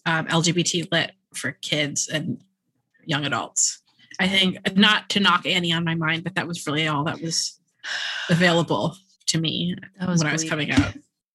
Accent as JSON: {"language": "English", "region": "New York", "country": "United States", "said": "Yeah. I'm a New Yorker."}